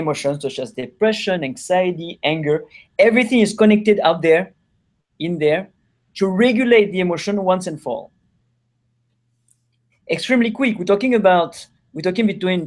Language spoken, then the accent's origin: English; France; accent: French; now in California, United States; I'm French